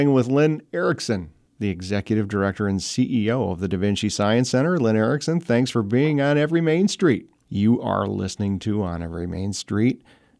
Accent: Detroit, Michigan, United States; moved away; I grew up in Detroit and used to go to the Detroit Auto Show every year.

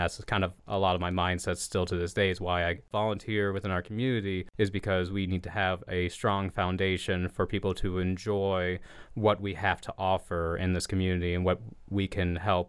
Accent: Springfield, United States; also born or lived in Paducah, United States / Florida, United States; I don't have a lot of roots outside of Springfield because I was born in Paducah, Kentucky, but I only was there for about a year. And then I moved to Florida for about 6 years

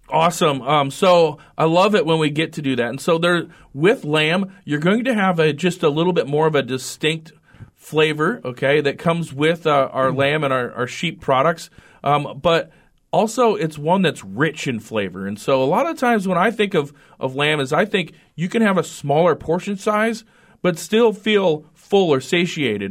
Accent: Redfield, South Dakota, United States; moved away as an adult; also born or lived in Fort Collins, Colorado; now in North Dakota, United States; I grew up in South Dakota, uh, graduated from the Northeast part

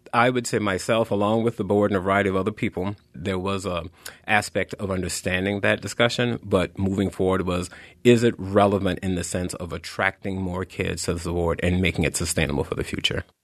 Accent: the South, United States; moved away; I am a Southerner, uh, by birth

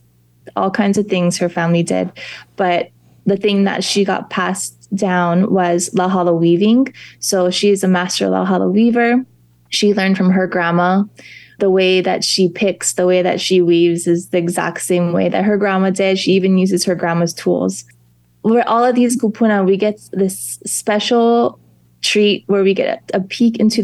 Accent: Kau, Hawaii Island, United States; also born or lived in Waimea, Hawaii; I grew up in Kau

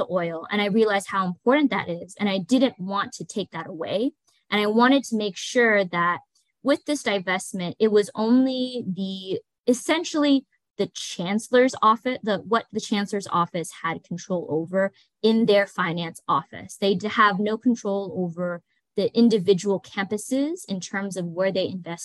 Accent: Bakersfield, California, United States; I was born and raised in Bakersfield

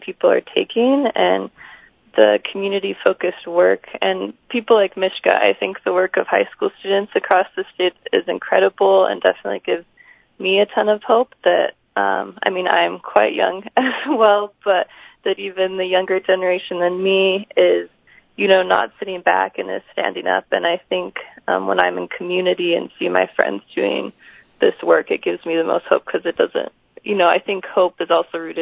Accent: Salt Lake City, Utah, United States; growing up in Salt Lake and going up in the Wasatch

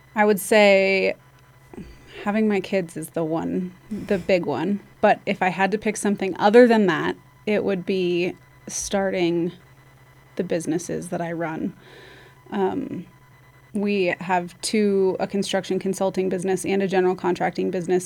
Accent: Basalt, Colorado, United States; now in Carbondale, United States; I grew up in Basalt, so my, I've been here my whole life

